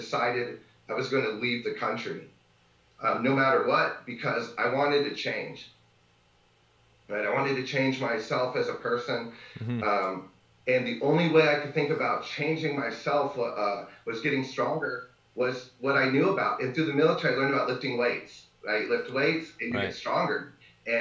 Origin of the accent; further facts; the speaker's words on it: Northern California, United States; moved away as an adult; now in Nicaragua; I'm originally from Northern California, and I was raised out in the middle of the sticks of Northern California